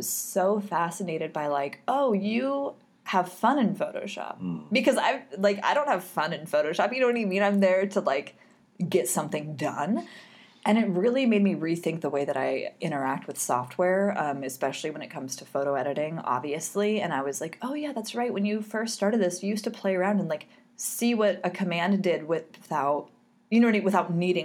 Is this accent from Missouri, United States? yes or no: no; Southern California, United States; also born or lived in Anaheim / Fullerton; I'm from Southern California and part of the area that I grew up in a bunch of different areas, but one of them is where Disneyland is at, in like in Anaheim, Fullerton